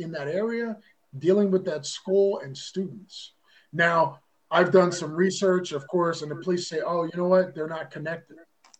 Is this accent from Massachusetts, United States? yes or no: no; Atco, New Jersey, United States; also born or lived in Philadelphia, Pennsylvania; South Jersey. We moved from Philadelphia because my mother especially wanted the Catholic schools.